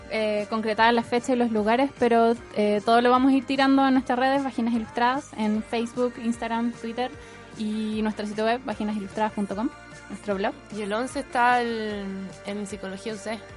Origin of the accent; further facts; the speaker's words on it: Santiago, Santiago Metropolitan Region, Chile; nosotras somos de Santiago